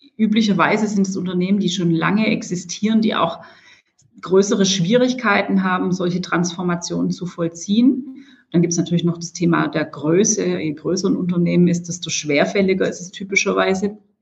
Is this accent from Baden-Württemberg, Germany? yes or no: yes; Stuttgart, Baden-Württemberg, Germany; als Stuttgarterin